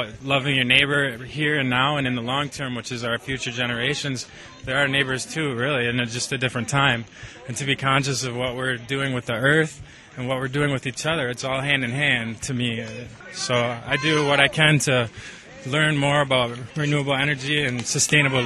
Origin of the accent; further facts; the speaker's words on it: La Crosse, Wisconsin, United States; I hail from La Crosse, Wisconsin, between the river and the bluff